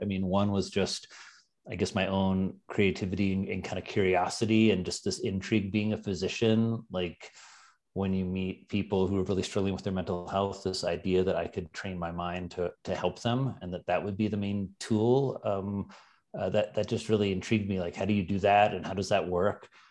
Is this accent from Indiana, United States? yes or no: yes; Indiana, United States; now in New York, United States; I'm from Indiana